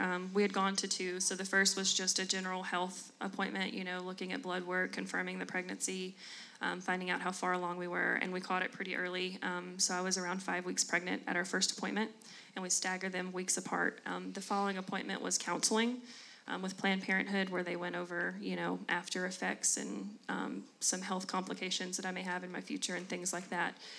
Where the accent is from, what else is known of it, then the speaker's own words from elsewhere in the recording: Jackson, Tennessee, United States; moved away as an adult; also born or lived in Murfreesboro, Tennessee; I'm from West Tennessee, the Jackson area, That's born and raised